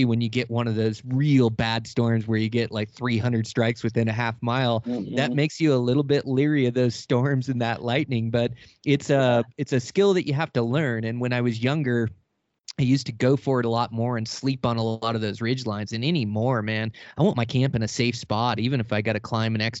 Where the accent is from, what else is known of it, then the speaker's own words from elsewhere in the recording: Pacific Northwest, United States; I come from the Pacific Northwest